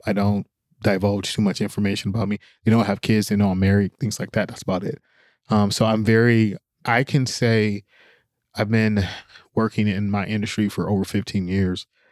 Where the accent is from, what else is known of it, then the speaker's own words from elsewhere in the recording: Oakland, California, United States; I grew up in Oakland